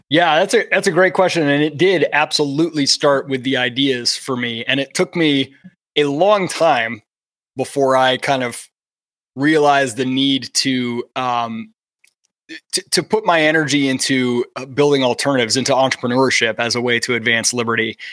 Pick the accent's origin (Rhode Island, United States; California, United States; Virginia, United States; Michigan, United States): Michigan, United States; I was born in Michigan and I grew up watching the Lions as a kid